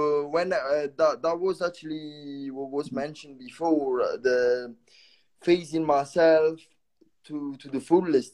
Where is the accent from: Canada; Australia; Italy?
Italy; English is a second language; moved away as an adult; also born or lived in Bristol, United Kingdom; now in Netherlands